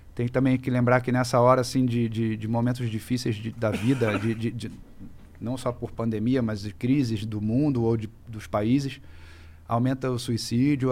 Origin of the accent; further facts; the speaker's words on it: Rio de Janeiro, Brazil; eu venho lá do Rio